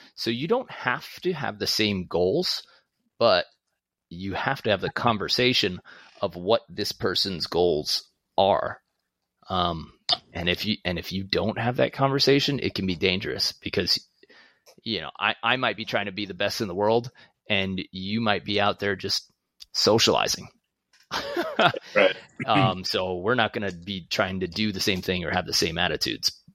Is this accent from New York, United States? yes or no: yes; New York City, New York, United States; moved away; also born or lived in Long Beach, New York; I'm from Queens. I grew up playing volleyball in Long Beach